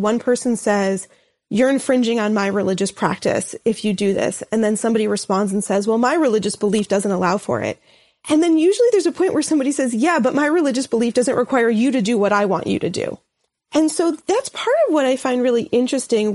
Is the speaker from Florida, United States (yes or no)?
no; New York City, New York, United States; moved away as an adult; now in St. Louis, United States; in the community in particular that I was from in Brooklyn.